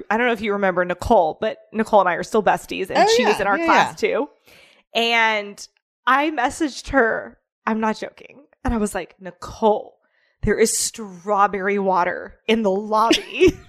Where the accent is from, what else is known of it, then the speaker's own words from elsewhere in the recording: Midwest, United States; I grew up poor in the Midwest.